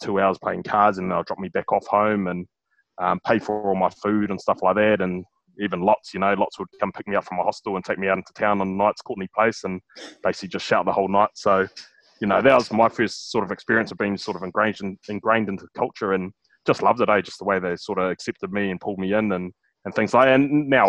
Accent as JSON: {"language": "English", "town": "Whanganui", "region": "Manawatū-Whanganui", "country": "New Zealand", "tie": "born or raised there", "said": "obviously growing up in Whanganui"}